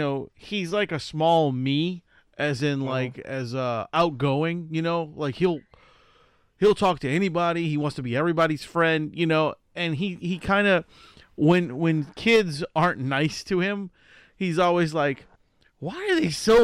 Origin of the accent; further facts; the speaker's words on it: New Orleans, Louisiana, United States; Yes, I am.